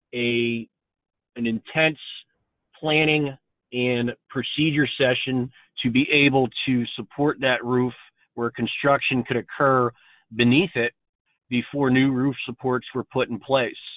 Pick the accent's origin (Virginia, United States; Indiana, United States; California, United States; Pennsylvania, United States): Pennsylvania, United States; Pittsburgh; moved away as an adult; now in North Carolina, United States; I'm actually born and raised in Pittsburgh, Pennsylvania